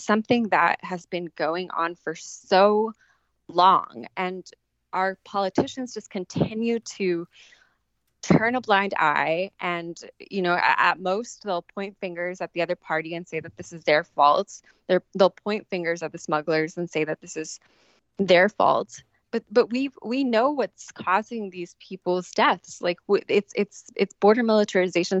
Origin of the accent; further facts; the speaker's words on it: San Diego, California, United States; where I was growing up in San Diego